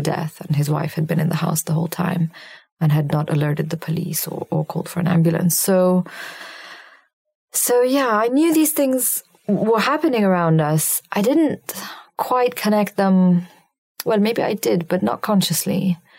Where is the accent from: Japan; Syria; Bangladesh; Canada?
Syria; when I was a child growing up in Syria, in the first grade, we started language lessons